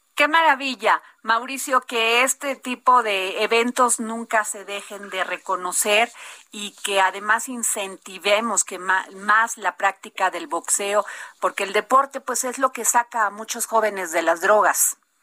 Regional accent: Vega de Alatorre, Veracruz, Mexico; yo nací en Vega de Alatorre, Veracruz

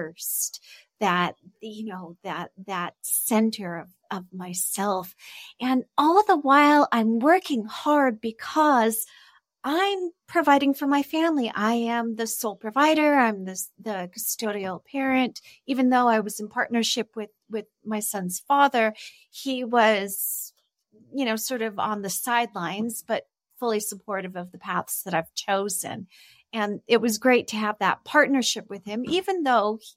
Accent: Los Angeles, California, United States; moved away as an adult; now in Mexico; I'm originally from California

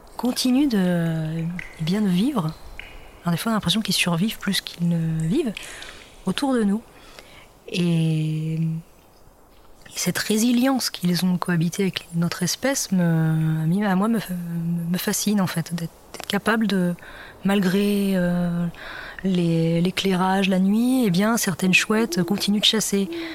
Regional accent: between Nantes and Saint-Nazaire, Pays de la Loire, France; also born or lived in Brittany; Je suis née en Bretagne, euh, en pleine campagne, et, euh, donc j'ai grandi euh, entre Nantes et Saint-Nazaire.

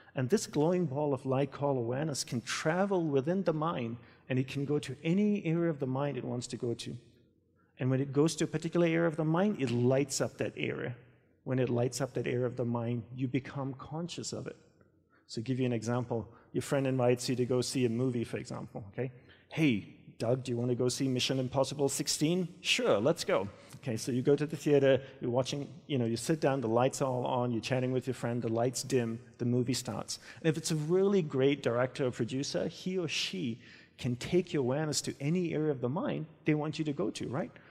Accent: Australia; moved away as an adult; also born or lived in Hawaii; I grew up in Australia and I left and went to Hawaii, where I joined my guru's monastery

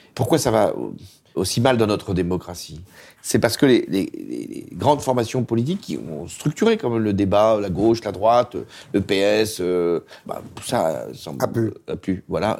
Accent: France; notre pays

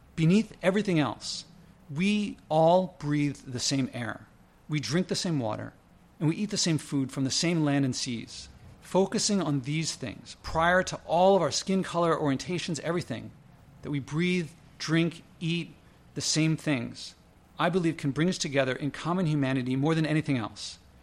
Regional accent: United States

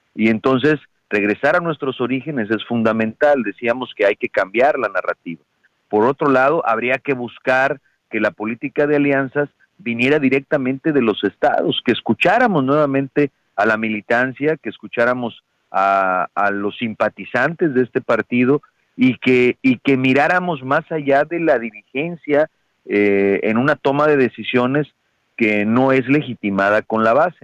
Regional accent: Guerrero, Mexico; yo soy de Guerrero, soy consejero de Guerrero, fui candidato a gobernador por el PRD en Guerrero

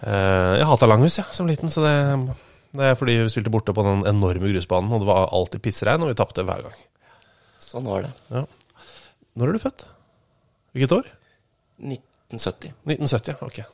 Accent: Oslo, Norway; jeg er fra Abelsø, som på en måte er ganske sørøst i Oslo. Eh, som ligger rett ved Bøler, og ikke sånn kjempelangt unna Langhus og, og Ski.

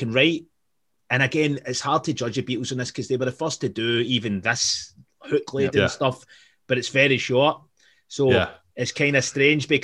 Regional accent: Glasgow, Scotland, United Kingdom; we're from Glasgow

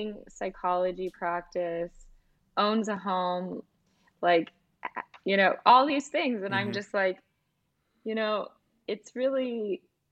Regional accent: United States; also born or lived in Scandinavia

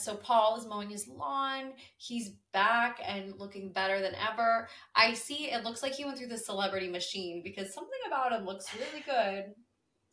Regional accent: United States; I am from America

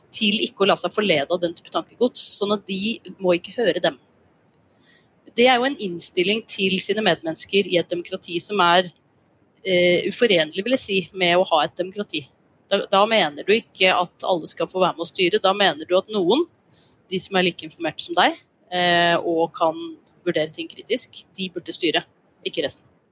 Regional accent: Norway

